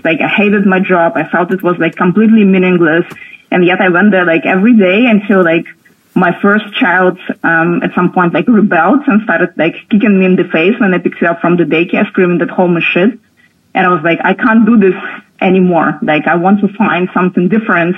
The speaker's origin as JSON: {"language": "English", "area": "near Moscow", "region": "Moscow Oblast", "country": "Russia", "tie": "born or raised there", "also_born_or_lived": "Berlin, Germany", "moved": "yes", "lives_now": "Portugal", "said": "I was born in Russia, um, close to Moscow, so like close to the capital, but like in a small town"}